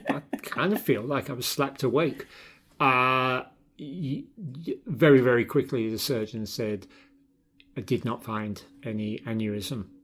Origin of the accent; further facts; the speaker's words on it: London, United Kingdom; moved away; My old band, growing up in London.